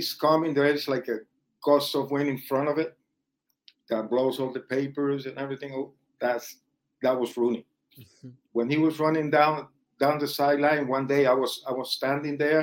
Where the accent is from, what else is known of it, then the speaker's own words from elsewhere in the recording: Colombia; moved away; the guys that were born in my hometown, or guys that I briefly met back in Colombia